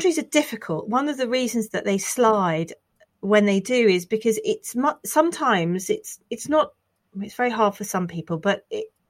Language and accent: English; United Kingdom; we're British